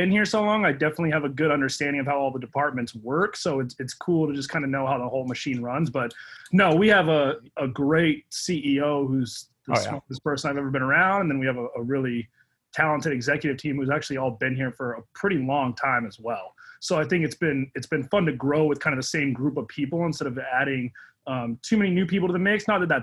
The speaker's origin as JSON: {"language": "English", "town": "Los Angeles", "region": "California", "country": "United States", "tie": "born or raised there", "said": "I grew up in LA in a town called San Pedro"}